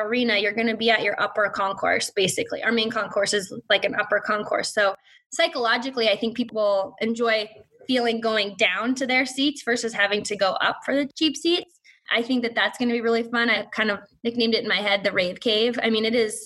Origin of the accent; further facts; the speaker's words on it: Montana, United States; moved away; also born or lived in Seattle / Minneapolis; I'm from Montana